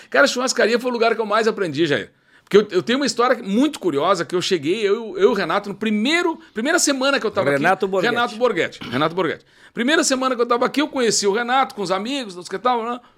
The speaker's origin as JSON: {"language": "Portuguese", "town": "Uruguaiana", "region": "Rio Grande do Sul", "country": "Brazil", "said": "ah Grande, eu sou de Uruguaiana"}